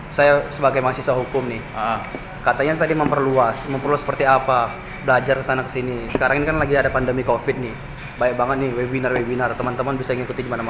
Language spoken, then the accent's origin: Indonesian; Medan, North Sumatra, Indonesia; Saya uh, asli dari Medan.